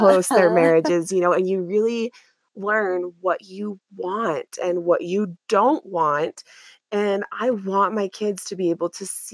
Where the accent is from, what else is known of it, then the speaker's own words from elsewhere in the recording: Utah, United States; moved away; also born or lived in Washington, D.C., United States / Boston, United States; I grew up in Utah, and many people were culturally pretty similar.